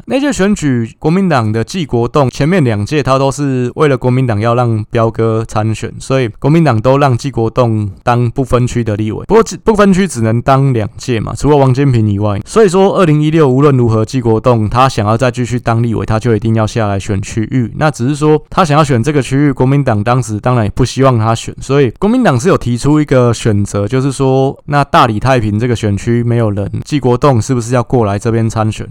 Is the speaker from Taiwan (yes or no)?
yes; Taipei, Taiwan; 我是在蒙甲长大，但是我爸爸是高雄人